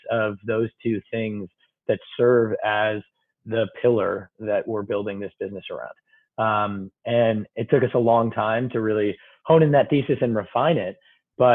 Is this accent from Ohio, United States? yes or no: yes; Toledo, Ohio, United States; moved away as an adult; also born or lived in Stanford, California; now in New York, United States; I grew up in middle of America. I grew up in Toledo, Ohio